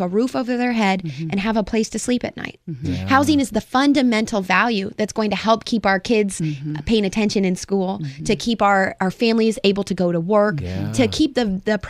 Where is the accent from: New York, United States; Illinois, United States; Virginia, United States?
Illinois, United States; Rossville; also born or lived in Urbana-Champaign, Illinois / Durham; I'm originally from Vermilion County. Okay. I grew up in Rossville.